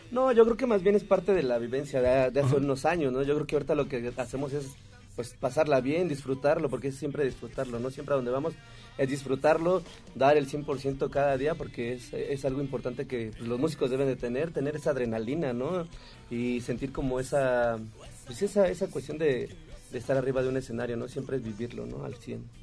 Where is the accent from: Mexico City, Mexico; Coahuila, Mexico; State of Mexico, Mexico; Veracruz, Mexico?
State of Mexico, Mexico; Yo eh, era del Estado de México